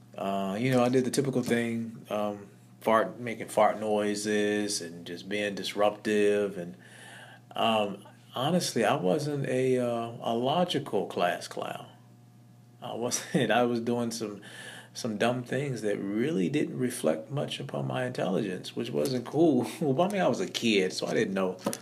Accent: Blytheville, Arkansas, United States; I was born in Blytheville, Arkansas. Um, it's a very small town

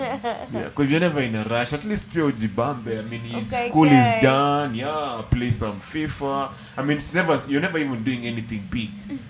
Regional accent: Homa Bay, Homa Bay County, Kenya; moved away; when I'm growing up in Homa Bay, I'm going to school at 7 o'clock.

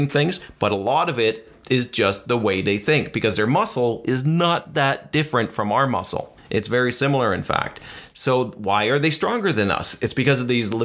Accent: Canada; we're from Canada

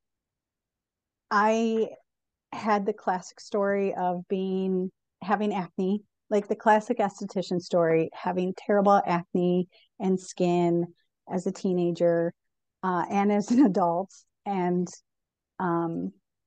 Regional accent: Chicago, Illinois, United States; also born or lived in Colorado; now in Northwest Arkansas, United States; I was from Chicago, lived in Colorado, and we ended up in Arkansas

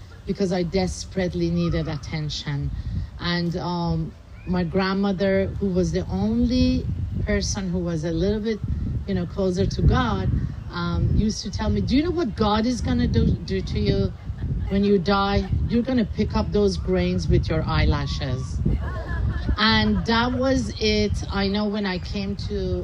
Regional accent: Tehran, Tehran Province, Iran; moved away; I was born and raised in Tehran, Iran

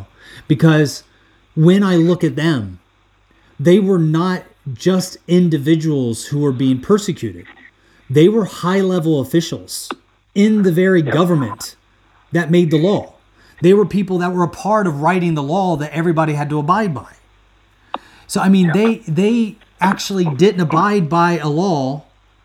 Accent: United States; moved away as an adult; now in Sweden; being born and raised in the U.S., United States, having a military background

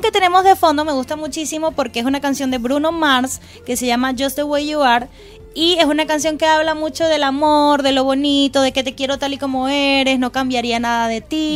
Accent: Venezuela; now in Chile; nosotros como venezolanos

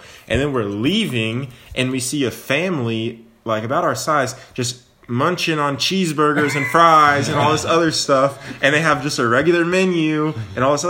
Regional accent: Knoxville, Tennessee, United States; we're from Knoxville, Tennessee

